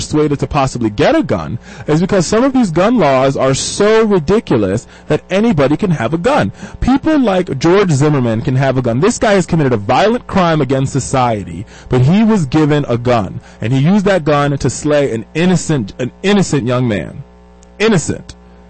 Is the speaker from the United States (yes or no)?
no; Jamaica; And my father, if folks don't know, I'm Jamaican. My father's uber Jamaican.